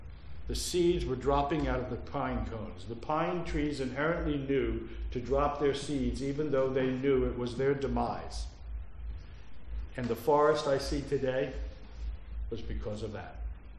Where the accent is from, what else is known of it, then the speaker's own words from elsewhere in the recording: Philadelphia, Pennsylvania, United States; born there; also born or lived in New Jersey; But I've been, in fact, I was born in Philadelphia.